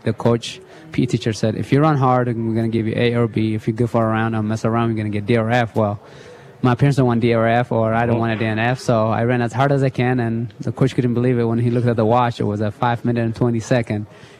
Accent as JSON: {"language": "English", "country": "Italy", "tie": "born or raised there", "also_born_or_lived": "Eritrea", "second_language": "English", "lives_now": "United States", "said": "No, I used to play soccer a little bit when I was in Eritrea, but in Italy growing up in Italy, I also played soccer"}